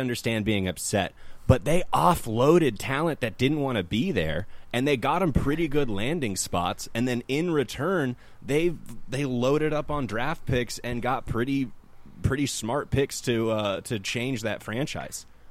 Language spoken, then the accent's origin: English; San Jose, California, United States; now in Sacramento, United States; San Jose originally, and now, now I'm in Sacramento.